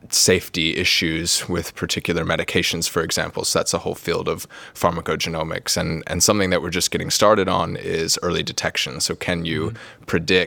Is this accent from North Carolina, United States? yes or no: yes; North Carolina, United States; moved away as an adult; now in Cambridge, United Kingdom; So I'm from the US originally. I grew up in North Carolina, which is on the East Coast, if you haven't been there before. I moved over here to Cambridge about 5 years ago to do my PhD.